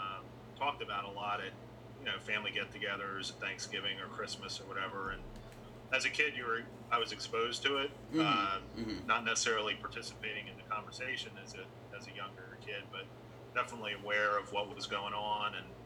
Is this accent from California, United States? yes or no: no; Williamsburg, Virginia, United States; growing up in Virginia